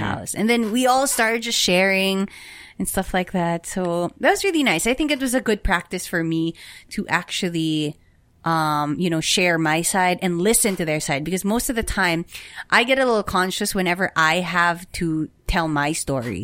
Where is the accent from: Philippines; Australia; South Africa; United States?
Philippines; our culture as Filipino people.